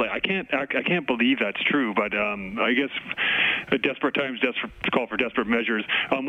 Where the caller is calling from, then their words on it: Vancouver, British Columbia, Canada; I'm calling from Vancouver here.